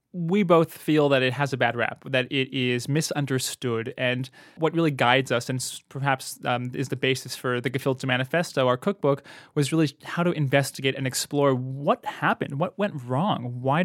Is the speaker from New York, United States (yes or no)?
yes; New York, United States; You know, I grew up in the New York area. Bagels were just essential for the mornings.